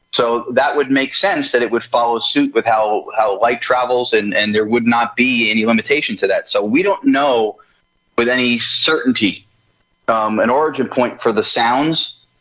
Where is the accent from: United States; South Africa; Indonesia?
United States; New Jersey; moved away as an adult; also born or lived in Los Angeles; So I'm from New Jersey, which is where I am back living now.